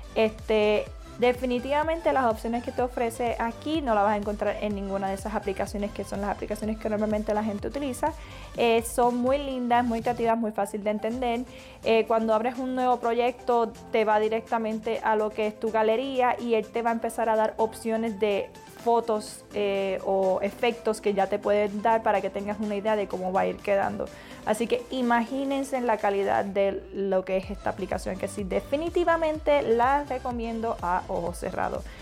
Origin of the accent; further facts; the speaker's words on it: Florida, United States; Yo soy de Florida, actualmente vivo en Florida